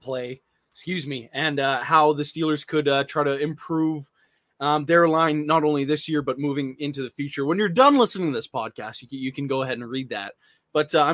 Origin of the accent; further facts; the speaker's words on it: Canada; I'm Canadian